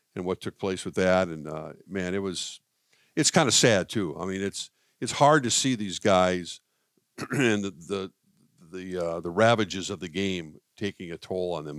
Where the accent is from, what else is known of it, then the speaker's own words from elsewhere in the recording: Minnesota, United States; as a kid growing up in Minnesota